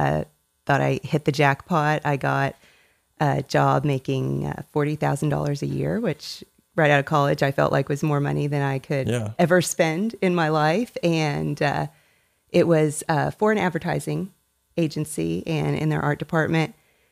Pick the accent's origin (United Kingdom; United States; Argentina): United States; Tennessee; also born or lived in Indiana; now in Dallas, United States; I was born in Northwest Indiana and that's where my mother primarily grew up. And we moved to Tennessee whenever I was 7 years old. Lived in Tennessee until I graduated high school.